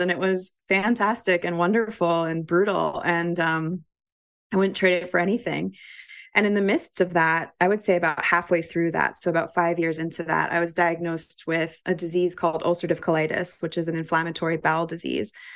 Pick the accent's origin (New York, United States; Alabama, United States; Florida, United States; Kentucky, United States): New York, United States; New York City; moved away as an adult; also born or lived in Vermont; I grew up in New York City